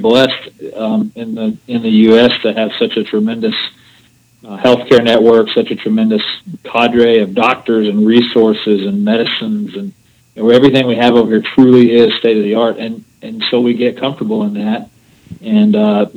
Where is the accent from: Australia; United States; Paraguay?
United States; Decatur; right here in my hometown, Decatur